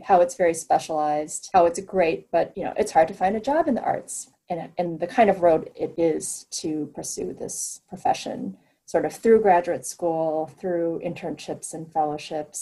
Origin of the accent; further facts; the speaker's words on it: Midwest, United States; moved away; I grew up in the Midwest in a large town that, you know, didn't have an art museum